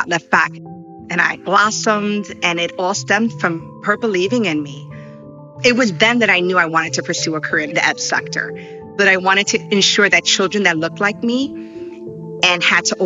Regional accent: New York City, New York, United States; I'm of Puerto Rican descent, born and raised in New York, grew up in Washington Heights

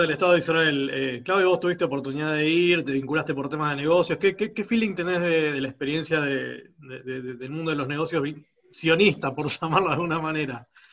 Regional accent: Argentina; como argentino medianamente informado

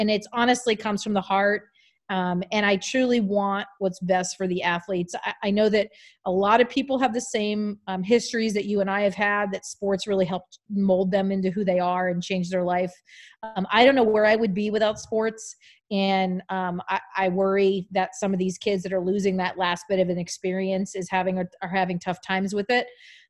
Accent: East Coast, United States; but yeah, it's incredible because I'm from the East Coast. And so East Coast people normally have a very high opinion.

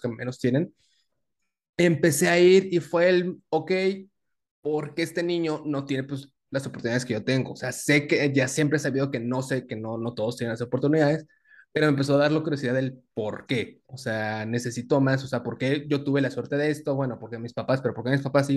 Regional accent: Tabasco, Mexico; also born or lived in Veracruz; now in Mexico City, Mexico; Nosotros somos sureños que vivimos en el, en el DF.

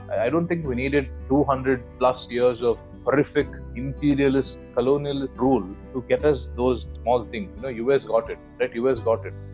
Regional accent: India; as an Indian

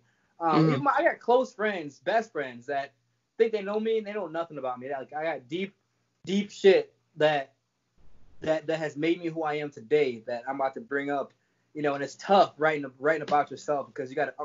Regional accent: Jamaica; I was born in Jamaica

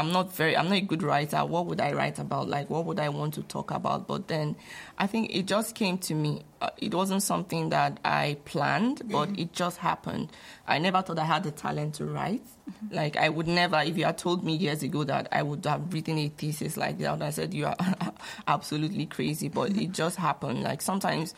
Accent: Nigeria; moved away as an adult; now in Canada

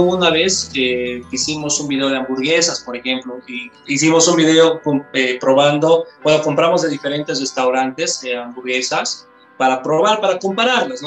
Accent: Bolivia; todos somos acá de Bolivia

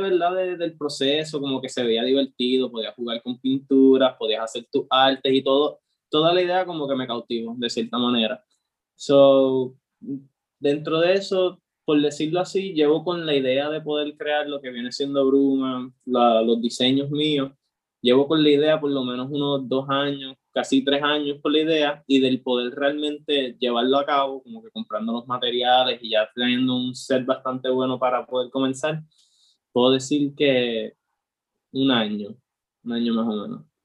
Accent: Aguadilla, Puerto Rico; yo como tal soy de Aguadilla, ha sido toda mi vida de Aguadilla

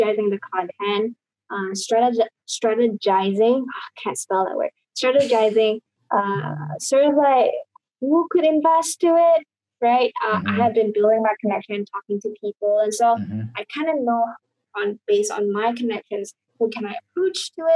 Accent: Indonesia; I grew up in Indonesia

